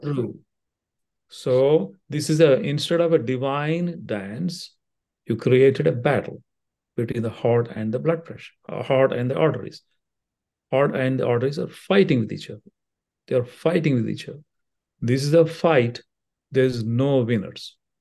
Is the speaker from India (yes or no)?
yes; India; moved away as an adult; also born or lived in Brooklyn, New York / Cincinnati; now in Dayton, United States; I came with the training of a medical school back in India. So, I still haven't lost all my accent